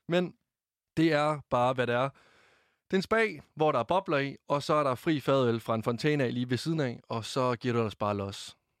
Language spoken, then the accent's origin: Danish; Varde, Southern Denmark, Denmark